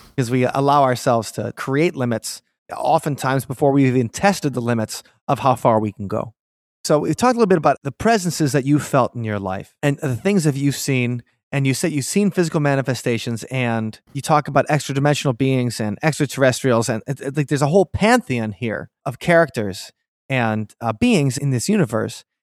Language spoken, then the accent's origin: English; Milwaukee, Wisconsin, United States; I grew up Catholic in Milwaukee